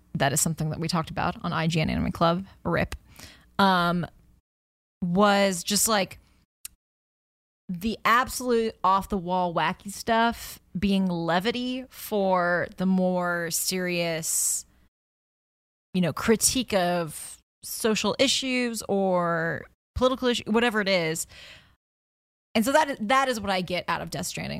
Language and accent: English; United States; me being an American